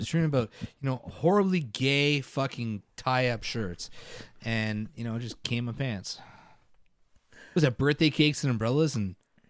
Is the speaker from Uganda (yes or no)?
no; Canada